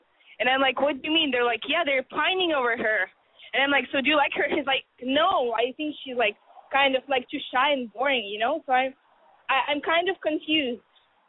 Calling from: Boston, Massachusetts, United States; I'm 20, and I'm calling from Boston.

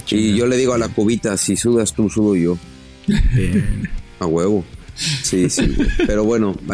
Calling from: Melbourne, Victoria, Australia; desde Melbourne, Australia.

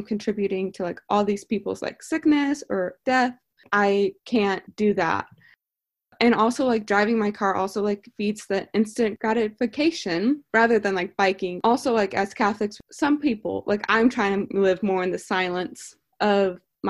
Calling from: St. Louis, Missouri, United States; I am 20 and I'm calling in from St. Louis, Missouri.

